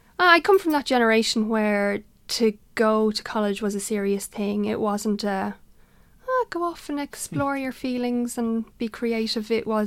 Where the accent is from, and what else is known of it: Dún Laoghaire, County Dublin, Ireland; born or raised there